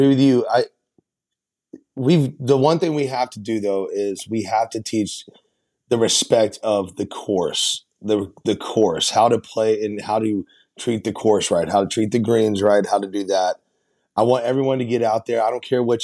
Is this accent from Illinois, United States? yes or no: no; Nashville, Tennessee, United States; I'm born and raised in Nashville